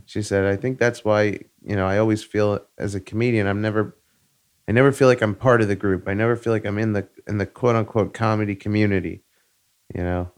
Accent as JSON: {"language": "English", "area": "Long Island", "region": "New York", "country": "United States", "tie": "born or raised there", "also_born_or_lived": "Queens", "said": "I moved from Queens to Long Island"}